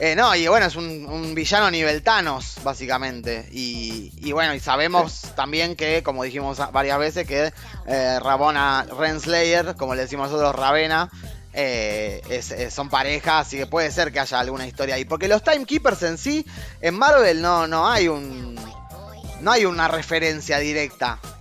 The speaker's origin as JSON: {"language": "Spanish", "country": "Argentina", "said": "De Argentina somos nosotros. Sí, el, acento nuestro puede confundir, porque podríamos ser uruguayos. Eh, pero no, somos argentinos"}